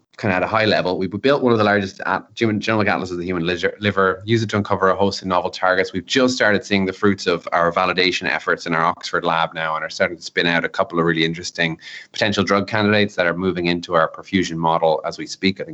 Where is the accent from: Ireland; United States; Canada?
Ireland; as an Irishman